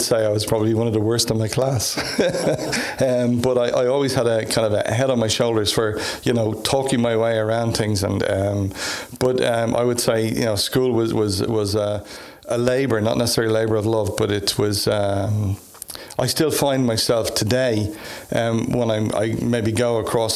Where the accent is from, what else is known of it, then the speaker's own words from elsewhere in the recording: Dublin, Leinster, Ireland; moved away as an adult; also born or lived in United States; now in Cumbria, United Kingdom; I was born in Dublin. Went to college originally in Dublin to the DIT